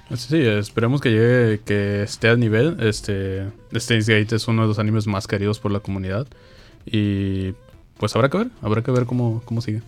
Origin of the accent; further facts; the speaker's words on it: Mexico; en México somos